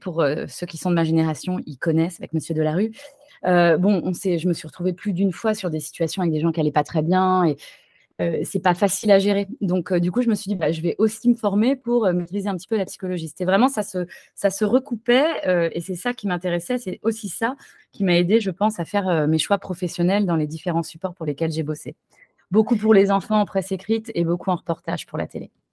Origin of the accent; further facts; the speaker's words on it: Paris, Île-de-France, France; moved away as an adult; also born or lived in Toulouse; now in San Francisco, United States; chez moi à Paris